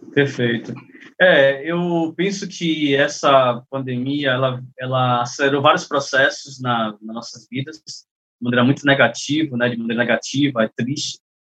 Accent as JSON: {"language": "Portuguese", "town": "Salvador", "region": "Bahia", "country": "Brazil", "said": "Eu sou de Salvador, mas eu ando muito em São Paulo."}